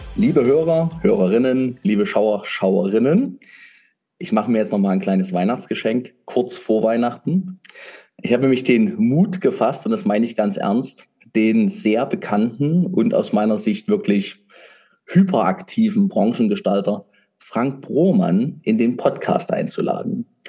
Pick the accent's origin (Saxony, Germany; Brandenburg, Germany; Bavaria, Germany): Saxony, Germany; ich bin Sachse